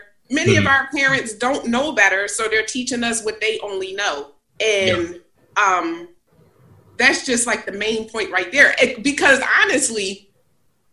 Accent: Philadelphia, Pennsylvania, United States; I grew up in the hood, right? I grew up in North Philly.

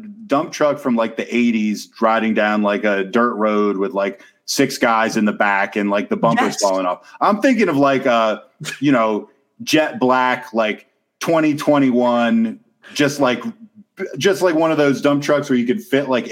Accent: the South, United States; I'm from the South in from an extremely rural place.

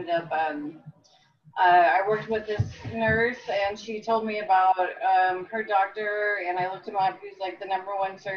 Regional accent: Phoenix, Arizona, United States; also born or lived in Texas / California / Mississippi / Louisiana; I've been here since 1994.

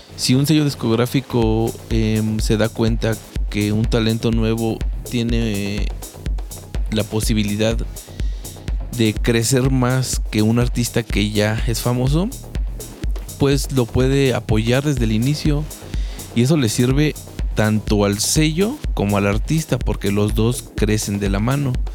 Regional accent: Mexico; esa mentalidad que tenemos como mexicanos

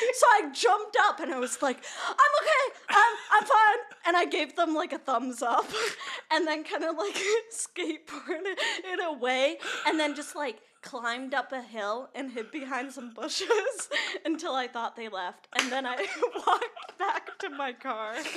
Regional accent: Minnesota, United States; now in Nashville, United States; I'm from Minnesota

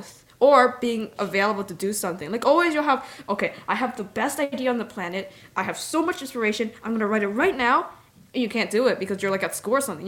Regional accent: Canada; I'm Canadian

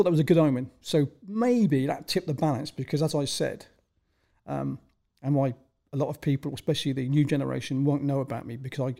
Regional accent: South West England, United Kingdom; I was actually um, born in Wiltshire, England, um, and as a good reference point um, historically uh, it was Salisbury um, is the main city that I lived close

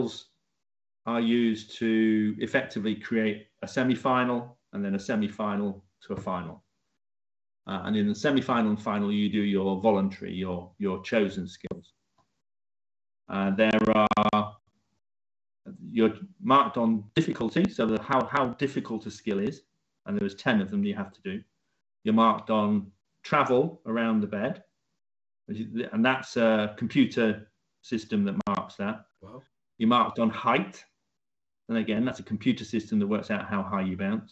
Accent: Leeds, Yorkshire and the Humber, United Kingdom; moved away as an adult; now in Cambridge, United Kingdom; I moved down to Cambridge after getting a job down here from my hometown of Leeds.

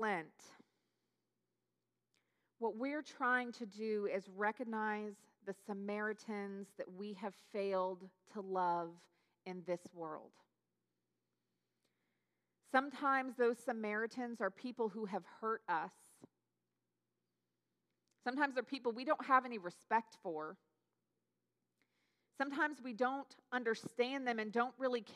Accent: Newberg, Oregon, United States; moved away as an adult; it's where I grew up is Newburgh outside of Portland

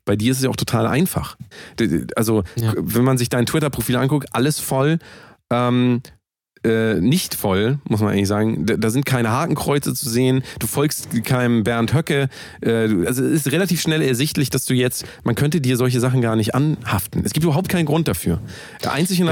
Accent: Germany; ich bin ja Deutscher

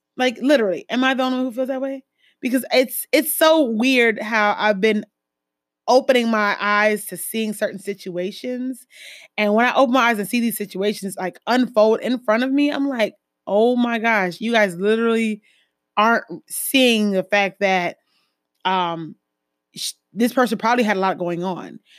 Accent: Jamaica; I'm West Indian, um, Caribbean, Jamaican

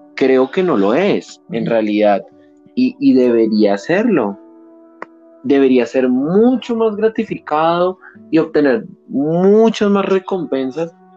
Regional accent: Colombia; reconocernos como colombianos

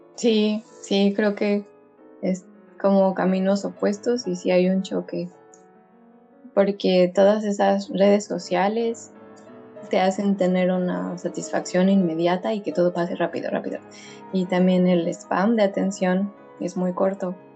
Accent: Mexico; now in Estonia

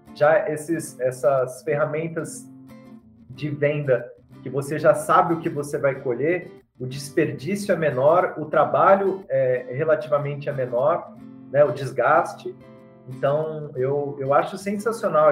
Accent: Mogi das Cruzes, São Paulo, Brazil; Sou de Itaiaçupeba, Mogi das Cruzes, São Paulo

